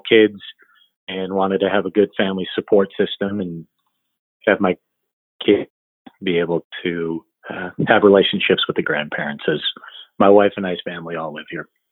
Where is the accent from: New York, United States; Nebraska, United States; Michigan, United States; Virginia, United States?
Michigan, United States; Royal Oak; moved away as an adult; also born or lived in Chicago, Illinois / North Carolina; I was born in Michigan and lived in a small town called Royal Oak.